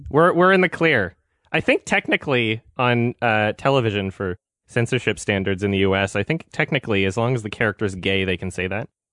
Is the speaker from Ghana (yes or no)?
no; Canada; I'm, I'm from Canada